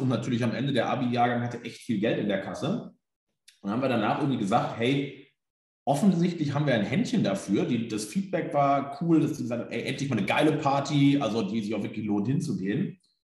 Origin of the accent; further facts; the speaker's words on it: Germany; wo ich herkomme, eher ländlich, so Bückeburg, Minden, Westfalen, irgendwo zwischen Bielefeld